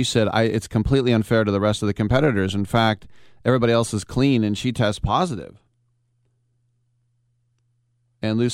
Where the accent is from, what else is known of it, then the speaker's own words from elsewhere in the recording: Richmond, California, United States; also born or lived in Oakland; my hometown, at least the town I was born in, and went to junior high and high school in Richmond, California